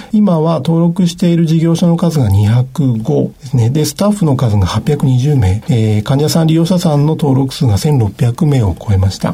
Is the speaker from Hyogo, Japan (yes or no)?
no; Hachinohe, Aomori, Japan; moved away as an adult; also born or lived in Hokkaido / Kansai; 家庭医として北海道や関西で診療して、2010年に地元に戻って開業したわけですけれども、まあ、八戸市も